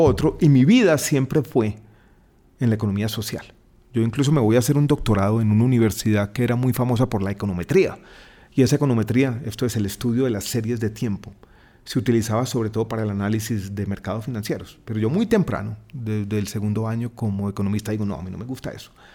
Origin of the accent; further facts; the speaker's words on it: Medellín, Antioquia, Colombia; moved away as an adult; also born or lived in Santiago, Chile; now in Bogotá, Colombia; Yo nací en Santiago de Chile, pero crecí en Medellín